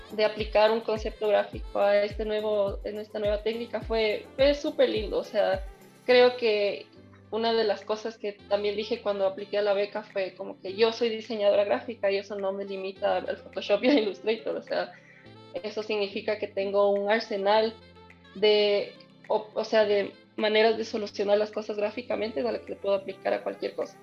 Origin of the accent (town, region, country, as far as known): Ecuador; also born or lived in Tokyo, Japan